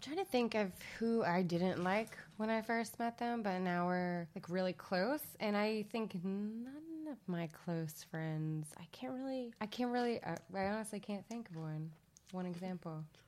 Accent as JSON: {"language": "English", "town": "Little Rock", "region": "Arkansas", "country": "United States", "accent": "Southern", "moved": "yes", "said": "if you haven't noticed by the accent, that has slipped out occasionally for me. I am from Little Rock, Arkansas, um, which is the South."}